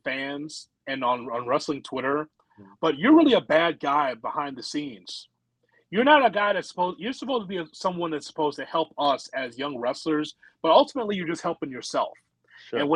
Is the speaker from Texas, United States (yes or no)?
no; Chicago, Illinois, United States; I'm from Chicago